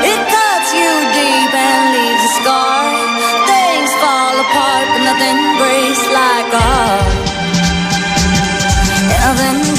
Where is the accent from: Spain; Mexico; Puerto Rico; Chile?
Spain; Alcorcón, Community of Madrid; de Alcorcón